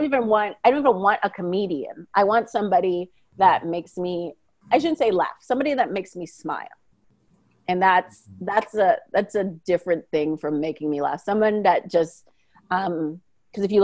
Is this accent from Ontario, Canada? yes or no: no; Manitoba, Canada; I'm from Manitoba.